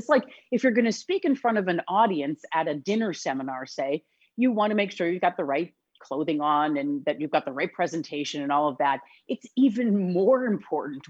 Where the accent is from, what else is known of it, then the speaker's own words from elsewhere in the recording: Wisconsin, United States; also born or lived in Illinois; now in Chicago area, Illinois, United States; I am born and raised in Wisconsin. And so the fact that I live in Illinois is just, it's by happenstance.